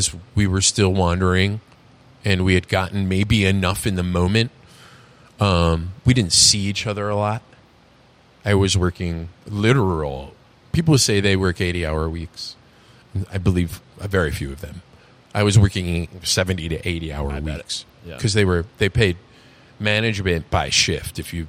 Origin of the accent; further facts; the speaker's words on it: New York, United States; You know, I can just throw a little New York on the end of my New York. I'm from New York.